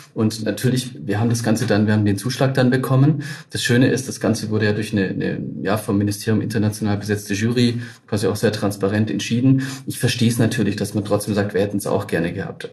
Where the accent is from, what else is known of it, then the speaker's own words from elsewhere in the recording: Tübingen, Baden-Württemberg, Germany; ich als wirklich Ur-Baden-Württemberger, geboren in Tübingen